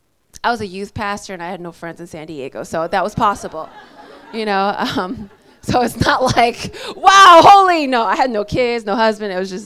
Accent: South Korea; born there; also born or lived in United States; So it's funny, I was born in Korea, lived in America, got saved in Mexico.

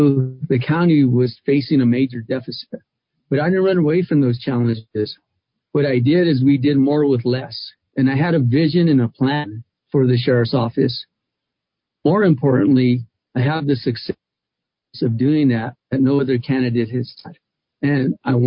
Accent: Albuquerque, New Mexico, United States; I was born and raised in Albuquerque

